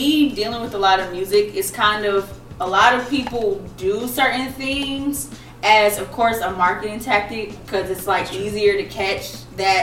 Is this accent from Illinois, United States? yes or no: no; Ellenwood, Georgia, United States; I'm from Ellenwood, Crown Mob.